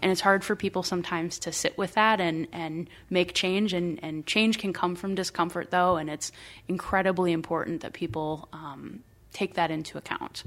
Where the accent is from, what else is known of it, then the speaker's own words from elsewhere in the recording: Iowa, United States; moved away as an adult; now in Minnesota, United States; I am originally from Iowa. Um, I'm not a Minnesota native, but, uh, my partner and I have called Minnesota home for the last twelve years.